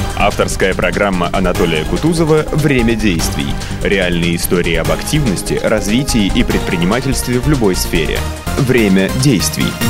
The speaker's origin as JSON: {"language": "Russian", "region": "Saint Petersburg", "country": "Russia", "tie": "born or raised there", "said": "я как человек, который рожден в Ленинграде, в Санкт-Петербурге"}